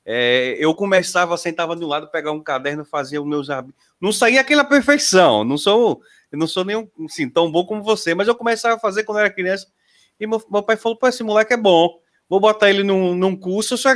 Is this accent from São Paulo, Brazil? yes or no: no; Sergipe, Brazil; sou de Sergipe